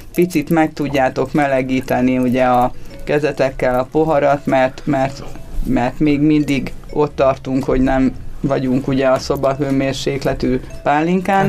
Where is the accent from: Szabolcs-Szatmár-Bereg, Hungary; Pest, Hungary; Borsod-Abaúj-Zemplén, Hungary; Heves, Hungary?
Borsod-Abaúj-Zemplén, Hungary; Tokaj-Hegyalja; szokajhegyaljai vagyok, és ugye nálunk az, hogy bor és pálinka az az életnek a része, mindennapos része, tehát ö, én abba születtem bele